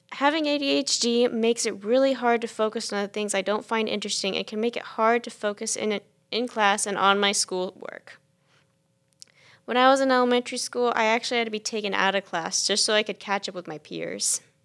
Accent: Chapin, South Carolina, United States; I am from Chapin, South Carolina

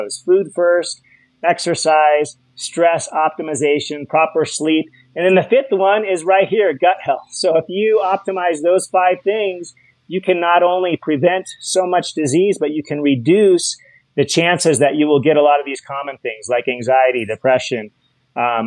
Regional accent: Hawaii, United States; I'm from Hawaii

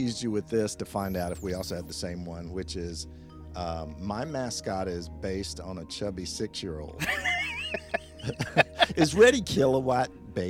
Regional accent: the South, United States; where I grew up in the South?

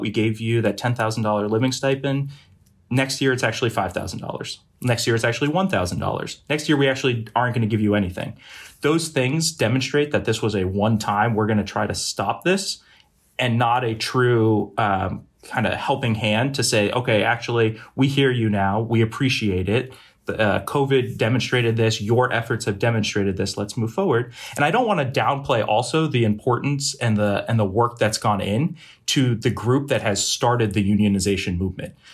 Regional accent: Boston, Massachusetts, United States; also born or lived in Brunswick, Maine; I'm originally from the Boston area, uh, and have lived primarily in New England, uh, my entire life

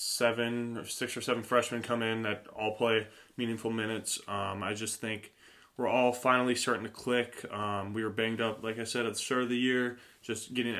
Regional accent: Watkins, Minnesota, United States; I'm from Watkins, Minnesota. Grew up on a small farm in a small town of about 1,000 people

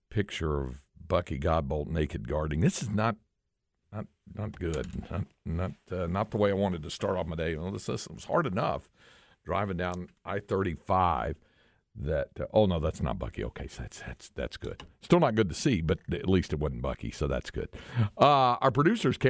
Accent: North Carolina, United States; growing up in North Carolina

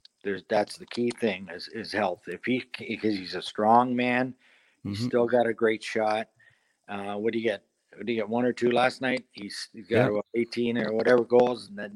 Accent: Toronto, Ontario, Canada; also born or lived in London, Ontario; I live in Toronto now. I'm from Toronto, live in London.

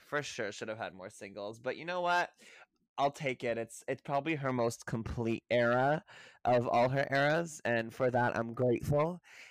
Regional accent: Montreal, Quebec, Canada; moved away as an adult; now in Toronto, Canada; I grew up born and raised in Montreal.

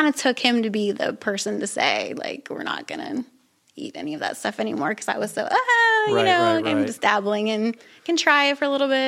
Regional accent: Ohio, United States; I grew up in Ohio. Midwest.

